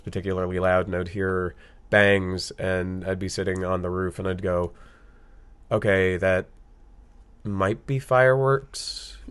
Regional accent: Austin, Texas, United States; growing up in Austin

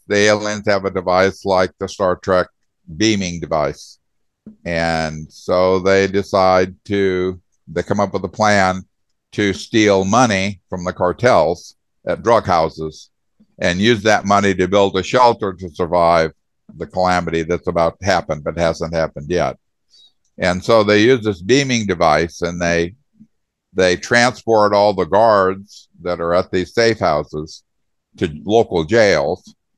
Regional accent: Arizona, United States; also born or lived in Indiana / Michigan; I was born in Indiana and moved to Arizona when I was 10 years old and basically grew up in Arizona

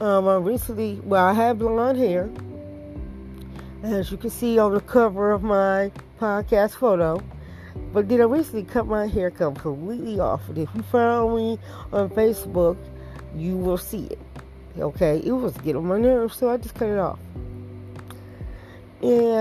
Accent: Detroit, Michigan, United States; the way I was brought up in Detroit

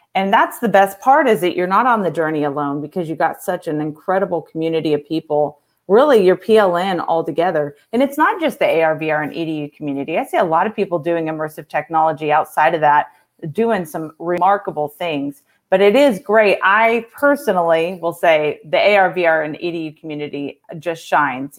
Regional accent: California, United States; moved away; also born or lived in Texas; I'm actually from California

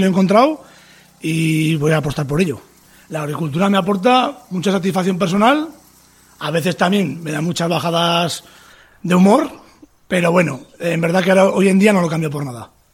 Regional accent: Tudela, Navarre, Spain; de Tudela, Navarra, agricultor

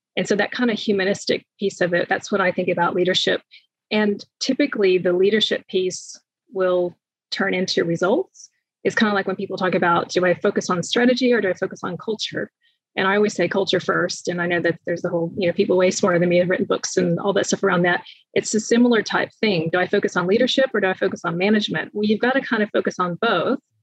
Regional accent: United States; moved away as an adult; now in New Zealand; I'm moving from the States

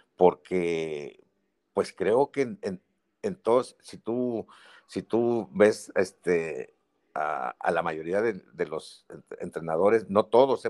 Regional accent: Mexico; Yo soy mexicano, mucho orgullo

